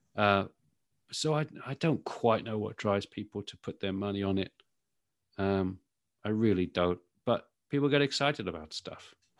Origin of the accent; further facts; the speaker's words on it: United Kingdom; moved away as an adult; now in United States; As you can probably tell from my accent, I'm sort of, I'm from the U K. So I was tech journalist in the U K for many, many years before I moved over